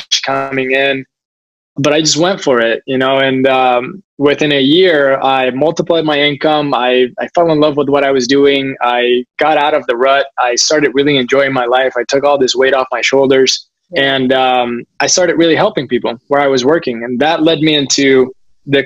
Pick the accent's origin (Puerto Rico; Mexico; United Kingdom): Puerto Rico; moved away; I moved back home to Puerto Rico, which I absolutely love.